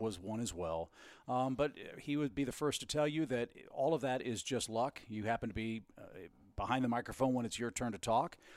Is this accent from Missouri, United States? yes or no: yes; St. Louis, Missouri, United States; moved away; I grew up in Saint Louis